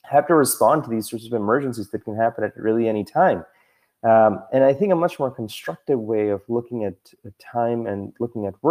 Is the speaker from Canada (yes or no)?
yes; Toronto, Ontario, Canada; moved away; I'm originally from Toronto, and we used to have this freeway called the DVP